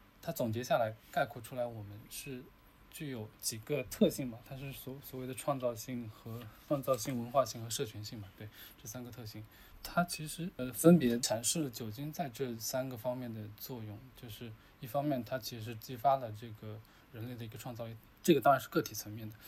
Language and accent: Chinese; China; 因为我们中国人嘛，所谓的酒桌文化